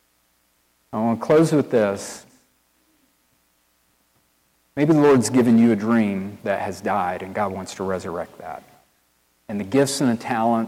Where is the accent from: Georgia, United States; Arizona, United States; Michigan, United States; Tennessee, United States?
Tennessee, United States; East; accent: country boy; now in Wilmore, United States; I'm from East Tennessee